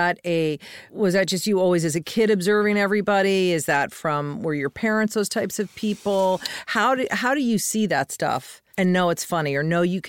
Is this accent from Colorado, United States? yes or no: yes; Colorado, United States; In Colorado.